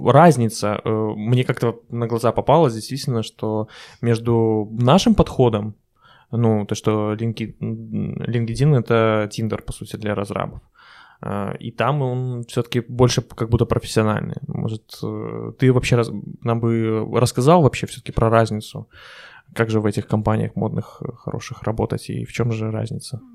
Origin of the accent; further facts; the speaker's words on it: Belarus; я белорус